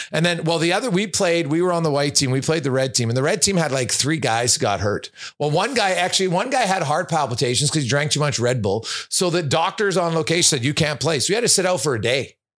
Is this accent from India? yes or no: no; Canada; I'm Canadian